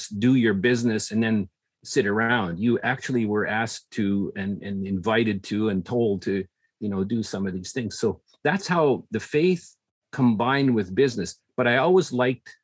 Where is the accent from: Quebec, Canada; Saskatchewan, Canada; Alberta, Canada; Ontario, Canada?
Saskatchewan, Canada; Regina; there were six families all growing up in Regina, Saskatchewan